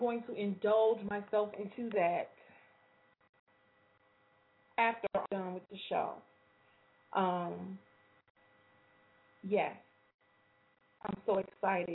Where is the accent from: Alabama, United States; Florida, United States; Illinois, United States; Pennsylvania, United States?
Illinois, United States; Chicago